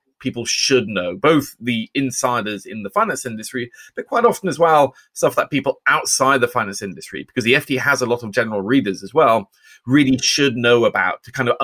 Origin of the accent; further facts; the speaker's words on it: Oslo, Norway; moved away; I grew up in Oslo, Norway